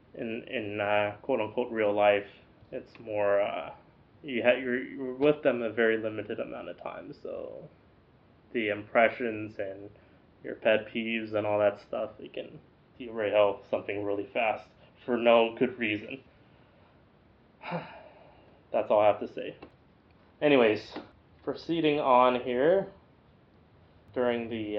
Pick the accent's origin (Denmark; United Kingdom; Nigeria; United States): United States; now in Chino Hills, United States; I'm an American.